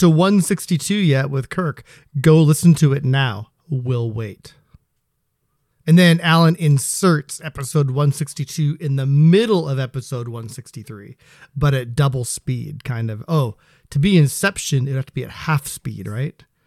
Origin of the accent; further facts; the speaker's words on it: Seattle, Washington, United States; also born or lived in Spokane, Washington; I was born in Spokane. which is technically P N W, then moved over to this here area when I was three years old. So, yeah, pretty much been here my whole life